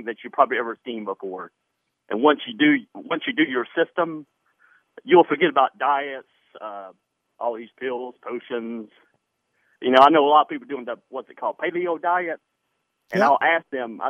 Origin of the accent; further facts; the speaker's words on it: Franklin, Tennessee, United States; now in Washington, D.C., United States; I'm originally from Franklin, Tennessee, but, you know, I live in D.C. at the time.